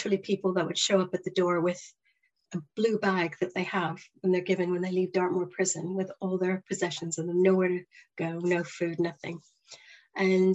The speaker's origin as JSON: {"language": "English", "country": "Canada", "also_born_or_lived": "Toronto", "moved": "as an adult", "lives_now": "Plymouth, United Kingdom", "said": "I'm originally from Canada"}